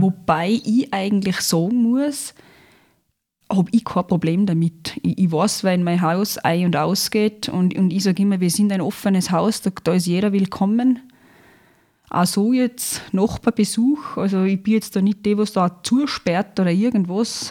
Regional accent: Zurich, Switzerland; moved away as an adult; now in Lungau, Austria; ich bin gebürtige Zürcherin. Mhm. Bin in Zürich geboren, Schulgegangen, aufgewachsen, alles fertig gemacht, die Lehre als Bäckkonditor in Zürich absolviert

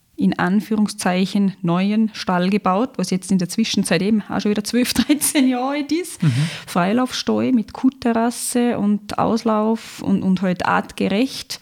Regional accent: Zurich, Switzerland; moved away as an adult; now in Lungau, Austria; ich bin gebürtige Zürcherin. Mhm. Bin in Zürich geboren, Schulgegangen, aufgewachsen, alles fertig gemacht, die Lehre als Bäckkonditor in Zürich absolviert

